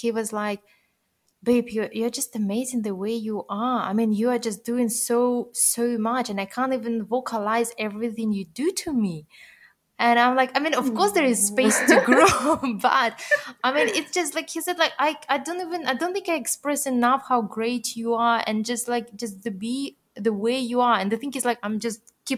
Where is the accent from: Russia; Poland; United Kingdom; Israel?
Russia; moved away; I'm originally born and raised in Russia